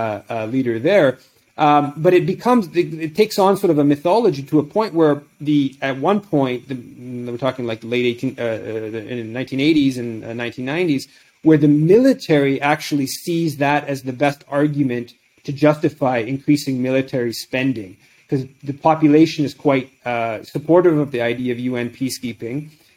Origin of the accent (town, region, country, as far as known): Canada